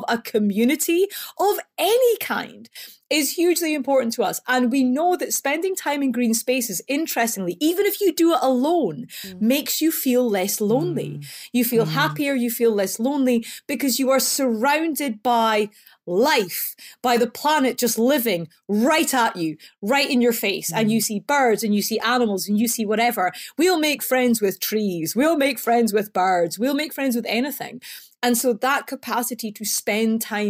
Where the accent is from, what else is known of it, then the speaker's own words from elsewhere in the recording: Scotland, United Kingdom; moved away; So you can probably tell because I talk funny. I'm from Scotland